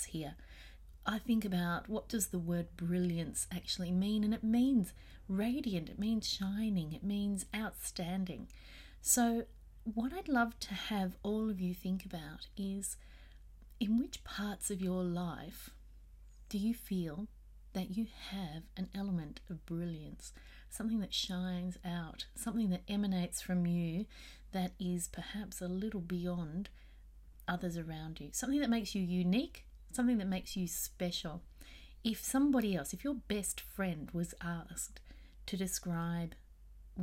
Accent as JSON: {"language": "English", "country": "Australia", "said": "here in Australia"}